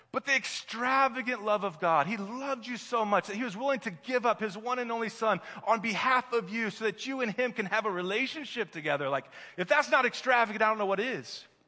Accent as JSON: {"language": "English", "region": "Midwest", "country": "United States", "moved": "yes", "said": "I'm from the Midwest"}